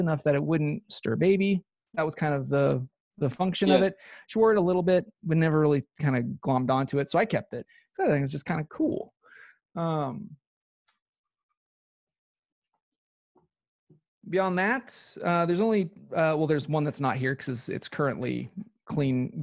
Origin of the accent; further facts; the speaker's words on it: Pacific Northwest, United States; I was born and raised in the Pacific Northwest